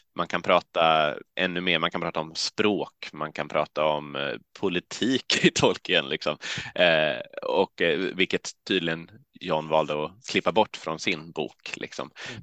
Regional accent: Halmstad, Halland County, Sweden; now in Uppsala, Sweden; Åled utanför Halmstad där jag växte upp

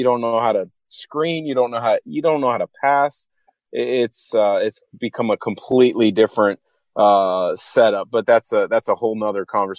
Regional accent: Vancouver, Washington, United States; also born or lived in Portland, Oregon; I was born in Portland. I moved to Vancouver when I was in second grade with my family.

